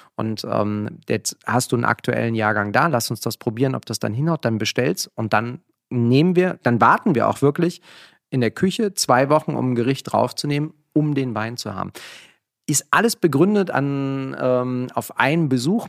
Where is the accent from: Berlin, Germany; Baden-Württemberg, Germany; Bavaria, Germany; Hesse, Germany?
Berlin, Germany; also born or lived in near Frankfurt; wir sind hier gerade in Kreuzberg, wo ich aufgewachsen bin